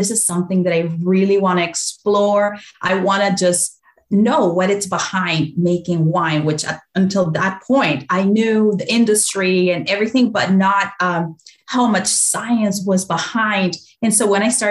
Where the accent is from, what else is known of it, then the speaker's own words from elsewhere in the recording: Mendoza, Argentina; moved away; I grew up in Argentina, in Mendoza, so wonderful wine region